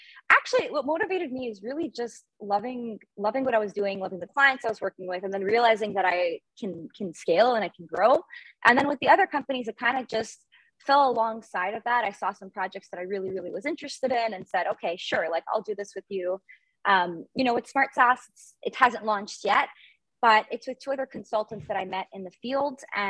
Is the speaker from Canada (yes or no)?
yes; Montreal, Quebec, Canada; I am based in Montreal, born and raised in Canada and in Montreal